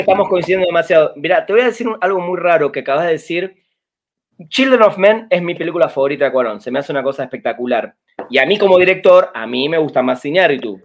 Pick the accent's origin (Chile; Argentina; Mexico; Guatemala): Argentina; yo soy argentino